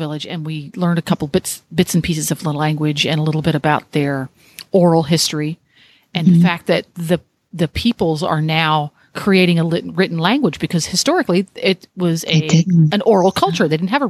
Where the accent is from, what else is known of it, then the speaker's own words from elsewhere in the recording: Florida, United States; Now, I'm from Florida